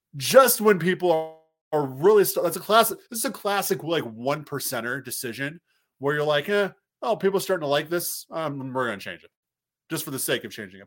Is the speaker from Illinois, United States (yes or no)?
yes; Moline, Illinois, United States; now in Minnesota, United States; Moline, my hometown